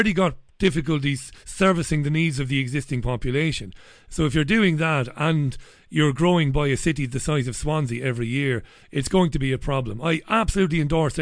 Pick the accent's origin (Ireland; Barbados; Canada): Ireland; now in England, United Kingdom; I'm an Irish guy living here